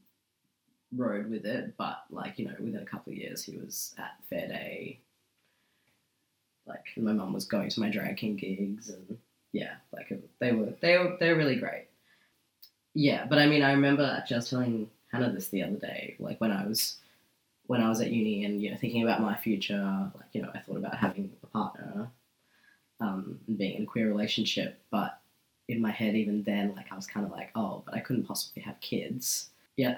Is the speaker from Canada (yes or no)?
no; Singapore; now in Perth, Australia; I grew up in Singapore where there are a few queer people in my extended family